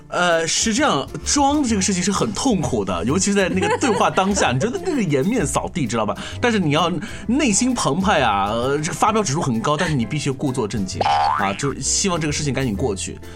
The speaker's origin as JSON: {"language": "Chinese", "country": "China", "said": "我们中国人"}